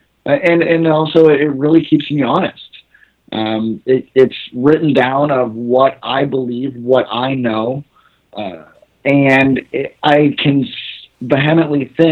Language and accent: English; California, United States; now in Toronto, Canada; I'm born and raised in California, but now I live in Toronto, Ontario, Canada.